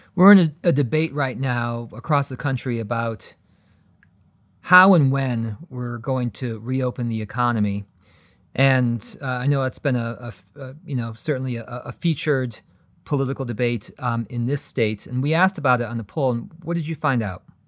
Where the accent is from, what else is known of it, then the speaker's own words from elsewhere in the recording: Colorado, United States; Here in my home state of Colorado